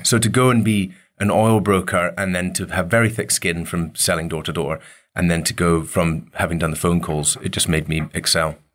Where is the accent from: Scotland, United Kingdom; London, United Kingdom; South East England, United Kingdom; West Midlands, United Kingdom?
Scotland, United Kingdom; Dervaig; growing up on the Isle of Mull was, you know, it was pretty wild up there